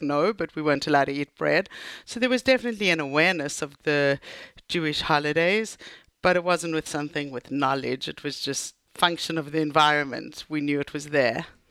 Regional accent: Johannesburg, Gauteng, South Africa; also born or lived in United States; now in Israel; I grew up in Johannesburg

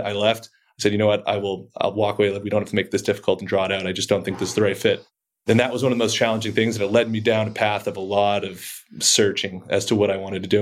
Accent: outside of Boston, Massachusetts, United States; moved away as an adult; also born or lived in Colorado; I grew up outside of Boston, went to high school out there

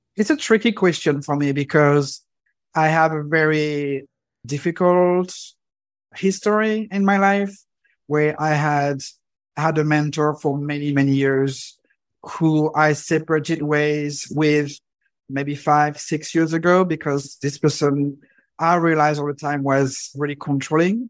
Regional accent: Normandy, France; I grew up in France, specifically in Normandy

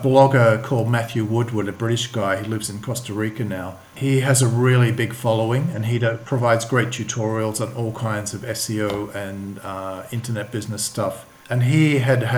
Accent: Australia; moved away as an adult; also born or lived in London / Sydney; now in Sofia, Bulgaria; I'm from Australia.

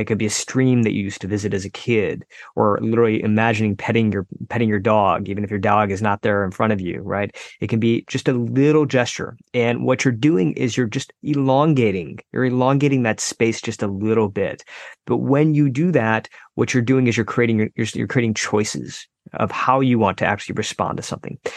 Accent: United States; born or raised there

